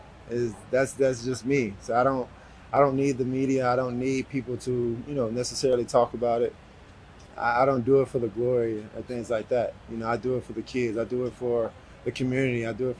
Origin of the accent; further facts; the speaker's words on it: Georgia, United States; I do it in Georgia, back in my hometown.